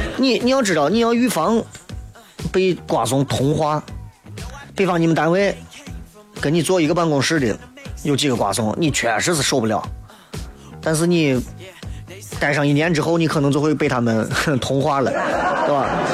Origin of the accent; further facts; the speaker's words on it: Shaanxi, China; 我是陕西人